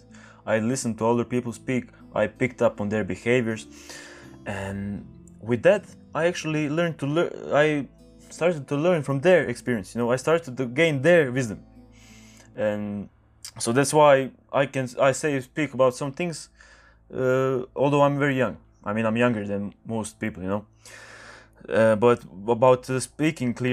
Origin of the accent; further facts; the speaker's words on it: Croatia; English is a second language; I'm speaking English right now. I'm Croatian